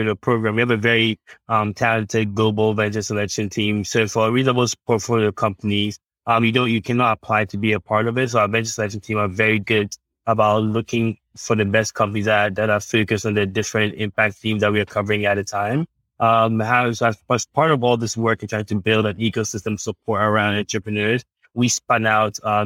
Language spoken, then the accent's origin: English; Ghana; moved away as an adult; also born or lived in United States / London; I was born and raised in Ghana. I moved to the US for college